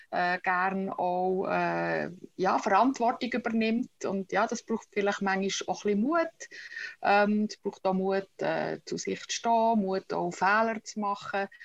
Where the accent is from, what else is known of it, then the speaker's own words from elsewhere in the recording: Utzenstorf, Bern, Switzerland; accent: Bernese German; Äh, meine Wurzeln sind der, wo der Kanton Bern am, Flech, am flächsten ist. in äh, Utzisdorf bin ich aufgewachsen. Das ist zwischen Burgdorf und Solothurn im Berner Mittelland.